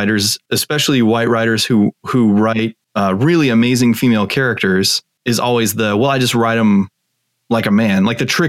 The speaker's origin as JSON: {"language": "English", "town": "Tucson", "region": "Arizona", "country": "United States", "tie": "born or raised there", "said": "I grew up in Tucson, Arizona, very a couple hundred miles from the Mexican border"}